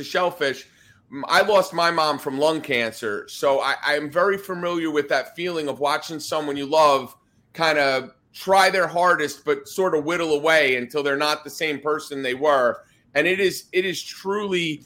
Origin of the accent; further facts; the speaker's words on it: New Jersey, United States; moved away; I'm from New Jersey